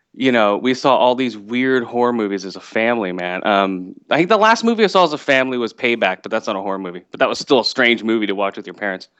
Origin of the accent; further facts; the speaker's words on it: West Coast, United States; also born or lived in Thailand; I was born in Thailand, and I was adopted and moved over to the West Coast for my parents